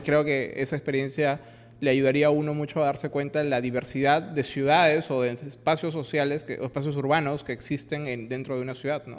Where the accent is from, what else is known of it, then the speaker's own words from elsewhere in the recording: Peru; nuestro país